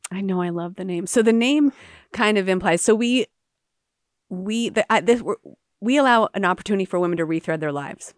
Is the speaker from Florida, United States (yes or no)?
yes; Jacksonville, Florida, United States; also born or lived in Calcutta, India; I came back from India to Jacksonville, and I met women in my own city